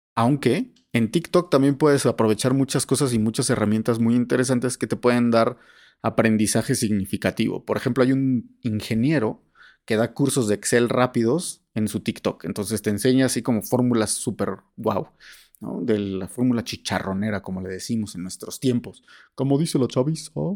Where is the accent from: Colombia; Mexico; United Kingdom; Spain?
Mexico; tenemos como mexicanos